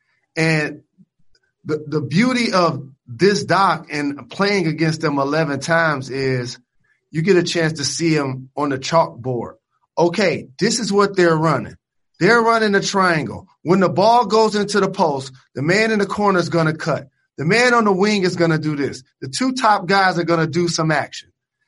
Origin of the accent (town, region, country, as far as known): Detroit, Michigan, United States; born or raised there